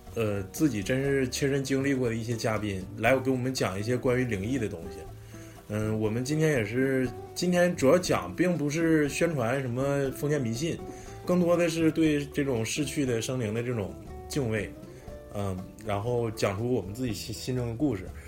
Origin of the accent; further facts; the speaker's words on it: Northeast China, China; 咱们东北人去重庆了